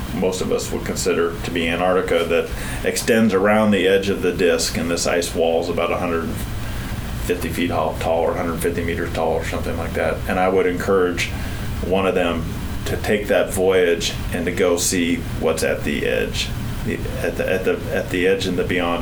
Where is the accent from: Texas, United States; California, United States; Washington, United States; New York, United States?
Washington, United States; Port Angeles; also born or lived in New Mexico; I grew up in Washington State in a little town called Port Angeles.